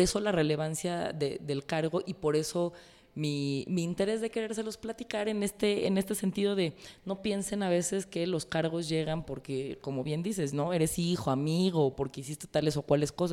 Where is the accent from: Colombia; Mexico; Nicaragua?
Mexico; yo como priista, como mujer, como mexicana